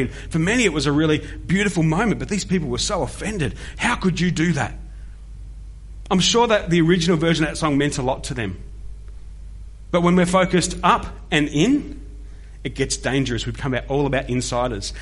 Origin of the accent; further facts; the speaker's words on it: Melbourne, Victoria, Australia; The Church of Christ I grew up in was where Andy and I were on team, a place that's now known as Discovery Church in the outer eastern suburbs of Melbourne